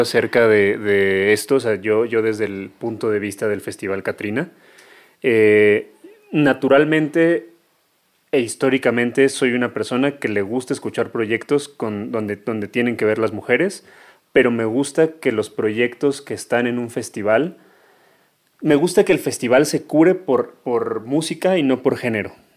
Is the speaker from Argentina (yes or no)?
no; Mexico; todos crecimos en México